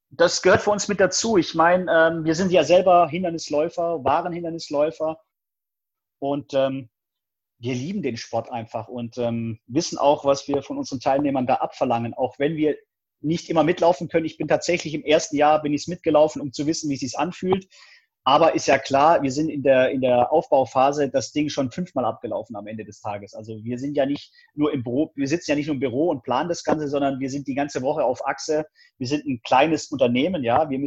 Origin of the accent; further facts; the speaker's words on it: Stuttgart, Baden-Württemberg, Germany; Ich komme ja aus dem Stuttgarter Raum, er kommt aus Ruderstadt